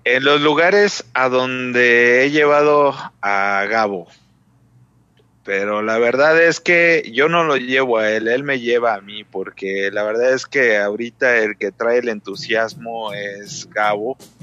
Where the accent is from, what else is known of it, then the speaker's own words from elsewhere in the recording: Mexico City, Mexico; moved away as an adult; now in Aguascalientes, Mexico; yo soy de la Ciudad de México, pero este, pues he conocido muchos lugares, la verdad es que llevo tres años viviendo acá